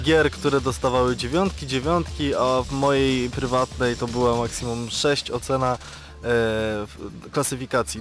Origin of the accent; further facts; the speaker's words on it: Radom, Masovian Voivodeship, Poland; ja pochodzę z Radomia